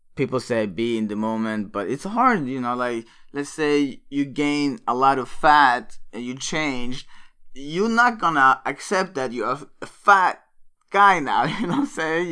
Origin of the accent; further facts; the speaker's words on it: Örebro, Örebro County, Sweden; moved away; Örebro, my hometown in Sweden